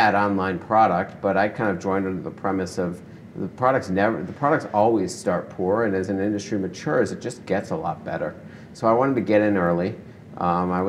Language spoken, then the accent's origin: English; Detroit, Michigan, United States; moved away as an adult; also born or lived in San Francisco; now in Seattle, United States; I grew up in Detroit